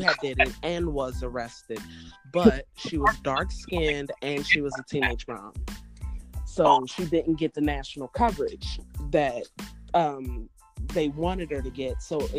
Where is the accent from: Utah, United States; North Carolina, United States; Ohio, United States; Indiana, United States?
Ohio, United States; Cincinnati; moved away as an adult; now in Knoxville, United States; I'm 33. I reside in Knoxville, Tennessee. I've been there for about 8 years. I was raised in Cincinnati, Ohio, though.